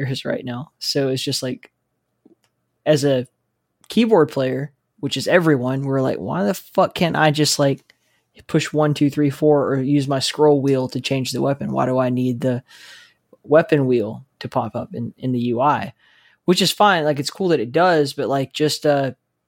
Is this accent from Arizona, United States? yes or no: no; Alabama, United States; I'm from Alabama